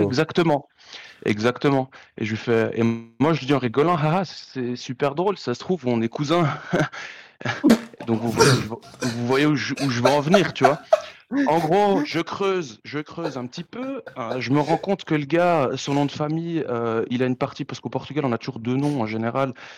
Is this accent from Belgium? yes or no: yes; Brussels, Brussels-Capital Region, Belgium; je viens de Bruxelles